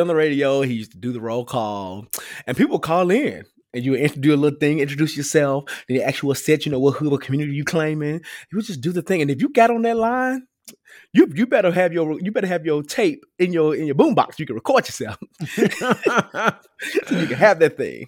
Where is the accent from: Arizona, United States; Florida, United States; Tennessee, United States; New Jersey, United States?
Tennessee, United States; Memphis; I'm from Memphis and we do not play.